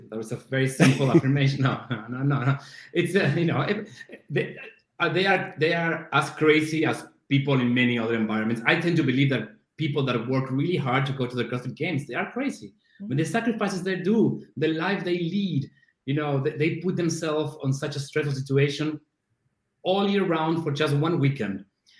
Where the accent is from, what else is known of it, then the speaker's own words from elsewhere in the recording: Buenos Aires, Argentina; born there; English is a second language; moved away; also born or lived in Brazil / Spain / New York / Boston; Yeah, I was born in Buenos Aires in Argentina.